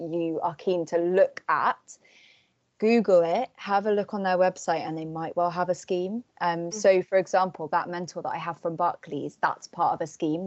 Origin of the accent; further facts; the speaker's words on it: Cornwall, South West England, United Kingdom; I'm from Cornwall